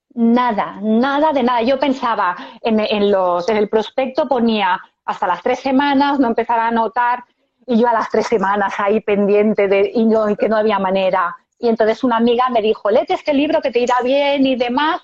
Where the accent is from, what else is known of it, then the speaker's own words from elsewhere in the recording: Esplugues de Llobregat, Catalonia, Spain; Yo de Barcelona, de Esplugas de Llobregat. Vivo en Esplugas